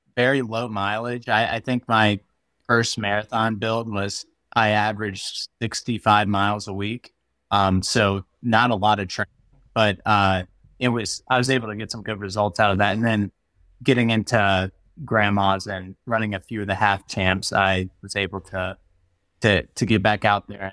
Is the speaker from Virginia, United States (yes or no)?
yes; Virginia, United States; moved away; my home state's Virginia, that's where I'm from originally